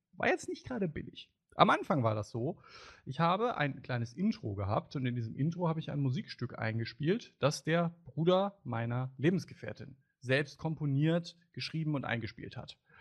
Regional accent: Germany; als Deutscher

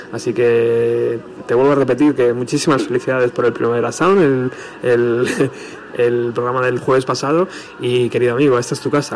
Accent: Spain; fan español

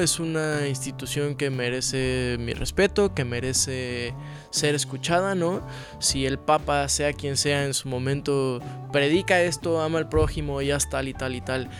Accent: Mexico; he crecido en una familia súper católica desde, desde siempre, ¿no? Como buen mexicano

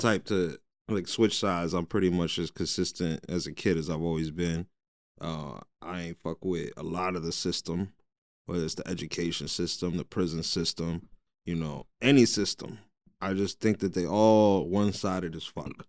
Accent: Jersey City, New Jersey, United States; I'm born and raised in Jersey City

